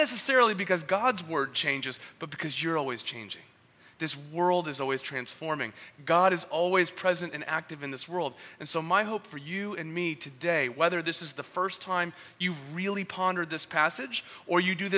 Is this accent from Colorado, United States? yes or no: no; San Diego, California, United States; moved away as an adult; also born or lived in San Francisco; After being born and raised in Ocean Beach, living up in San Francisco for 13 years